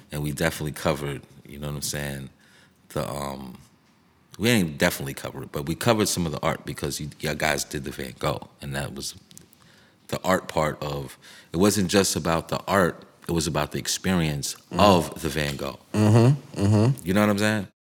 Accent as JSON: {"language": "English", "town": "New York City", "region": "New York", "country": "United States", "tie": "born or raised there", "said": "where we came from, growing up in Harlem, uptown, Broadway"}